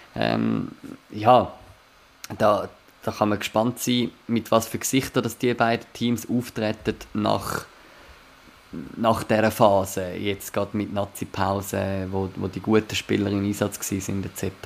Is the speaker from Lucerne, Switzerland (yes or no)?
no; Zurich, Switzerland; ich als Zürcher, der in der Nähe von Uster auch geschafft hat